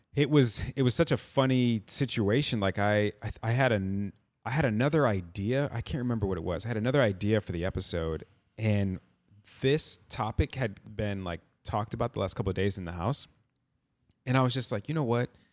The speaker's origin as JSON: {"language": "English", "region": "Midwest", "country": "United States", "tie": "born or raised there", "said": "been growing up in the Midwest"}